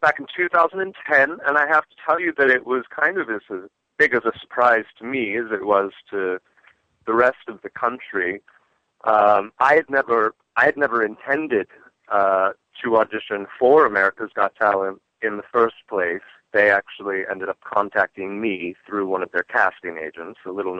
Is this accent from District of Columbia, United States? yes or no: yes; Washington, District of Columbia, United States; also born or lived in Great Falls, Virginia; now in Los Angeles, United States; I'm from Washington. Where were you born? Well, I was born in a little town outside of D.C. called Great Falls, Virginia.